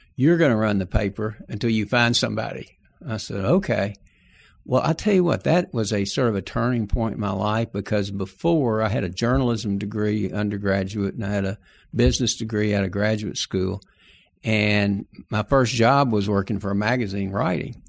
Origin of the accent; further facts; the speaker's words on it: Texarkana, Arkansas, United States; I was born in Texarkana, Arkansas, not Texas